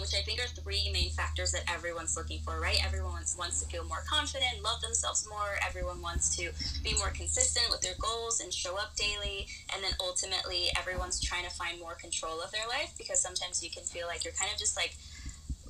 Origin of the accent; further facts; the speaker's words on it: Florida, United States; also born or lived in Peru; now in Colorado, United States; I was actually born in Peru, but I moved to the U.S. when I was very young. Lived in Florida most of my life, and now I am in Colorado